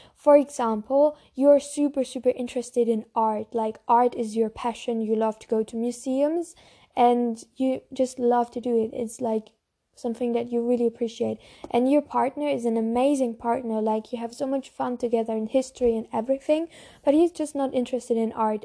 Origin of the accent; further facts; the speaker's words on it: Germany; I also have a German YouTube channel because I'm from Germany